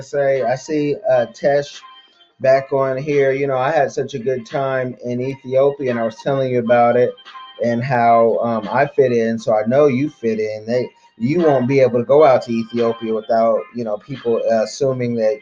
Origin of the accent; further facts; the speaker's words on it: Oakland, California, United States; I'm from Oakland, California. There was a drug war growing up.